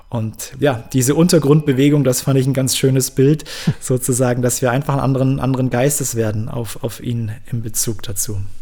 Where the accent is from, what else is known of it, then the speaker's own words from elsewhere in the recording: Bavaria, Germany; die meisten bei uns in Bayern waren halt im katholischen Religionsunterricht